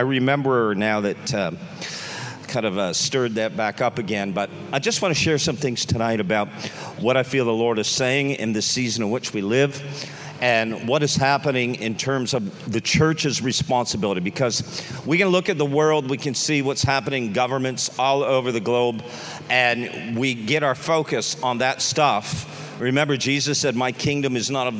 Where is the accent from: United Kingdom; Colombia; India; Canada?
Canada; now in Dallas, United States; we live in Texas, in Dallas, Texas, but we are Canadians.